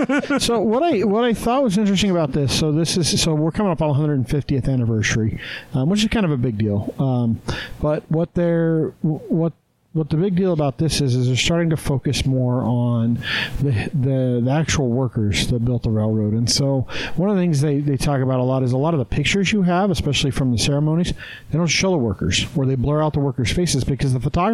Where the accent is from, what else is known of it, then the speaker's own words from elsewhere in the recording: Green River, Wyoming, United States; now in Utah, United States; I know where I grew up in Green River, Wyoming, which has, like, the third largest switching station in the U.S.